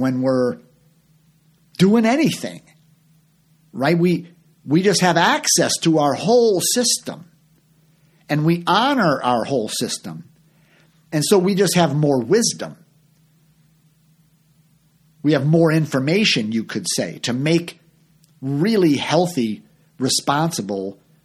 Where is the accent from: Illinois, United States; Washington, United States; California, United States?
Illinois, United States; Chicago; moved away as an adult; also born or lived in Orlando, Florida; I'm from Chicago.